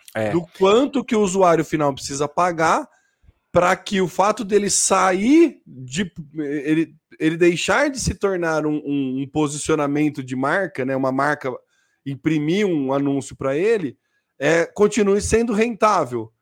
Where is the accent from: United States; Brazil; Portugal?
Brazil; somos brasileiros médios